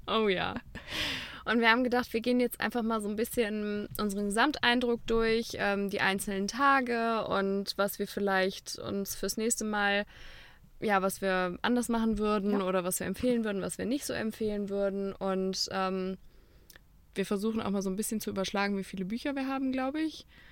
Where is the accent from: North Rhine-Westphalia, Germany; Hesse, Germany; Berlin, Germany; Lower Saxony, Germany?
North Rhine-Westphalia, Germany; Cologne; als Kölner